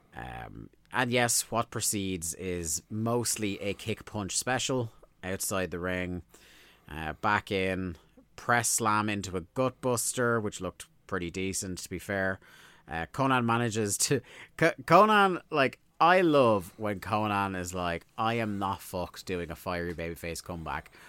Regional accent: Ireland; we're Irish

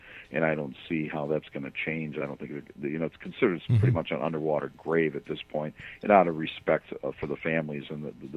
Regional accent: United States; I grew up on the Great Lakes. I grew up between Chicago and Milwaukee on Lake Michigan

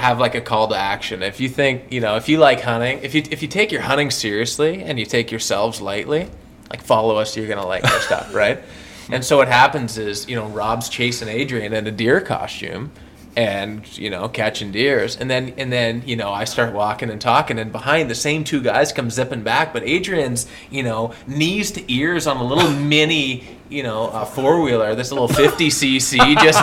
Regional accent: Canada; growing up in Canada.

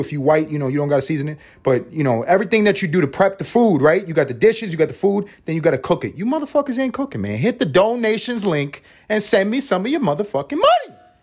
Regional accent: New York City, New York, United States; now in Atlanta, United States; I'm reporting from Atlanta, but this is really from Harlem. You know what I'm saying? You know what I'm saying? 'Cause that's where I'm from. I'm from the east side of Harlem.

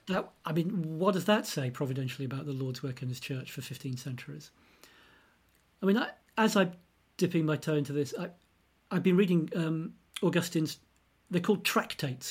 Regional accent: United Kingdom; I'm British. Um, lived all my life in the U K

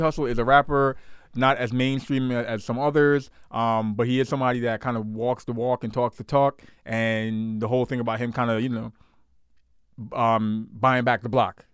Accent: New York City, New York, United States; I grew up in Canarsie, Brooklyn.

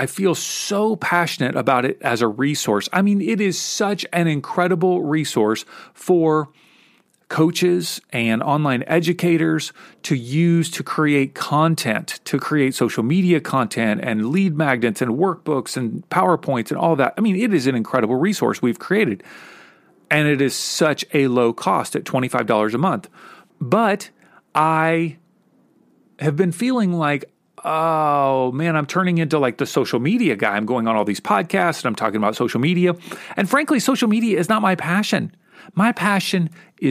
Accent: Kentucky, United States; where I grew up in Kentucky

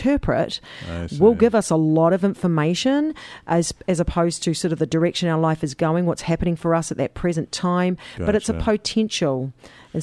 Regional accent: New Zealand; We do the date round the other way in New Zealand

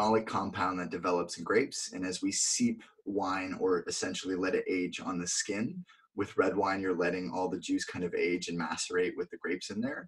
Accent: Vermont, United States; moved away as an adult; now in California, United States; I grew up in Vermont

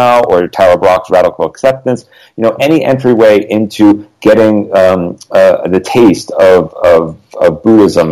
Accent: Connecticut, United States; now in Los Angeles, United States; I grew up in Connecticut, where there's like a foot of snow right now

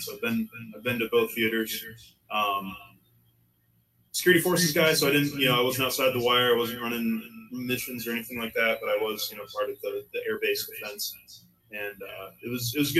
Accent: Pennsylvania, United States; I'm originally from Pennsylvania. I was born and raised country boy in the sixth of Pennsylvania.

